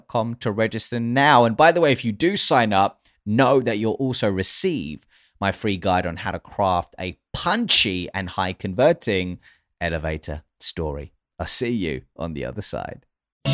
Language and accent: English; United Kingdom